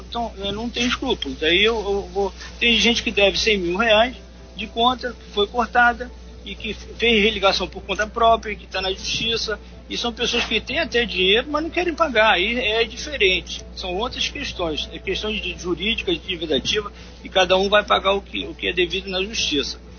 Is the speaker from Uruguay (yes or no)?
yes; Uruguay; now in Angra dos Reis, Brazil; eu vim morar em Angra em, é, em 1972, eu sou, não sou nem brasileiro, sou uruguaio.